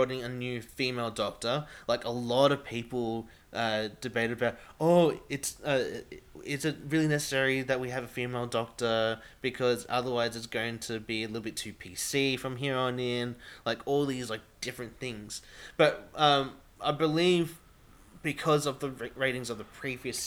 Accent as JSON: {"language": "English", "country": "Australia"}